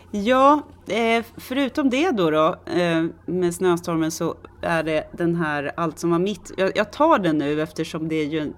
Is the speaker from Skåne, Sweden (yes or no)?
no; Stockholm, Stockholm County, Sweden; jag är också lite mer högstående för att jag har vuxit upp i Tensta.